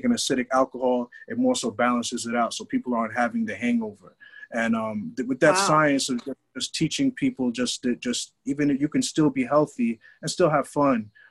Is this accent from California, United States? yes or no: no; New York City, New York, United States; I'm a New Yorker. I'm from Brooklyn.